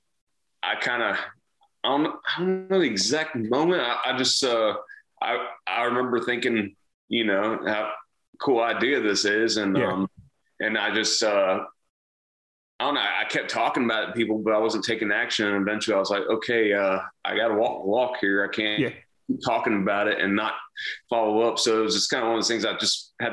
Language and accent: English; New Bern, North Carolina, United States; moved away as an adult; also born or lived in Florida / Texas; now in Nashville, United States; in New Bern, North Carolina.